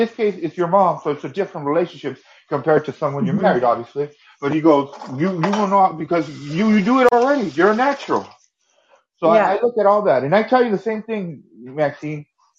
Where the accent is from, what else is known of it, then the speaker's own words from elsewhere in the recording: United States; I'm only American. I can't give that to Canadians.